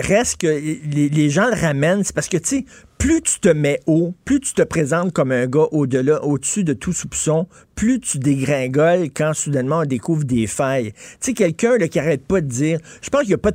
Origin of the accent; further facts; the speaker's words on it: Montreal, Quebec, Canada; je viens de Verdun